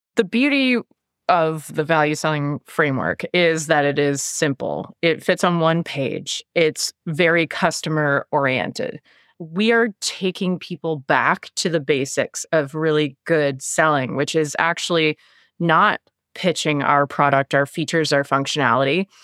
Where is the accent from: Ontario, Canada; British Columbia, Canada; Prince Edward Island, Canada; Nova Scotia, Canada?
Nova Scotia, Canada; Halifax; Born and raised in Halifax, Nova Scotia, on the east coast of Canada